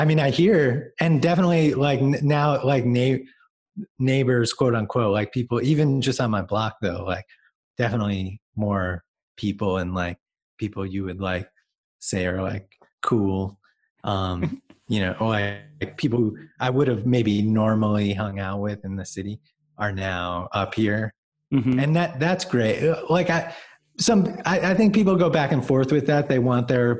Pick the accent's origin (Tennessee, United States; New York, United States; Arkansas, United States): New York, United States; Long Island; I grew up on Long Island, going into the city and going to shows.